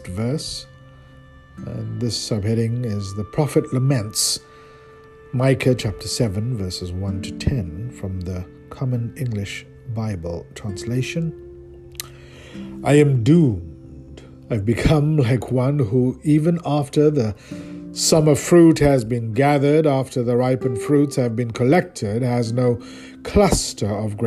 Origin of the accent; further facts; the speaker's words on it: South Africa; moved away; my home country, South Africa